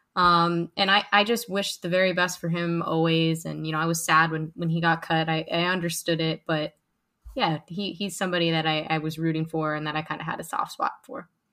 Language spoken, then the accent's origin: English; Melbourne, Florida, United States; I grew up, uh, and was born and raised in Melbourne, Florida